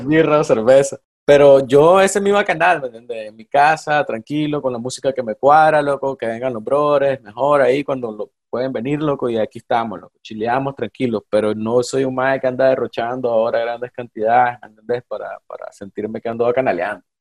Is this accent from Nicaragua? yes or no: yes; Nicaragua; moved away as an adult; now in Costa Rica; no iba a ser de unos meses estar fuera de Nicaragua